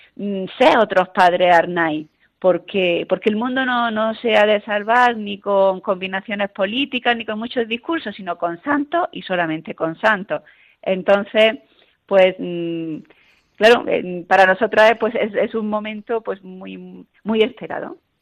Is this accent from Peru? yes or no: no; Chauchina, Andalusia, Spain; yo soy eh, granadina y tuve la, la, dicha de, que las misioneras de las doctrinas rurales pudieran trabajar en mi pueblo natal y que es Chauchina